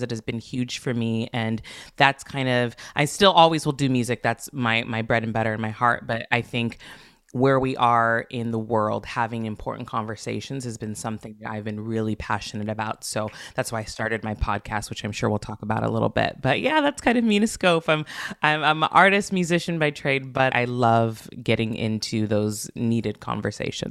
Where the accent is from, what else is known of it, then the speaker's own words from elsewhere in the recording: Santa Barbara, California, United States; moved away as an adult; also born or lived in Los Angeles / New York; I was born and raised in Santa Barbara